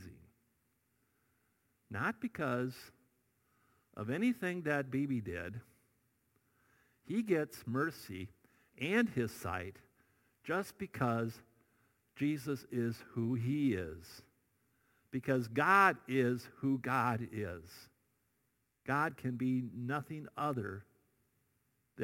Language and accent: English; Iowa, United States; moved away; I grew up in Iowa